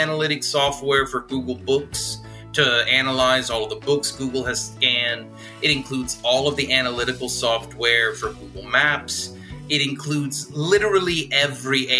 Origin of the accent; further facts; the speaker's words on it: South Louisiana, United States; I'm from South Louisiana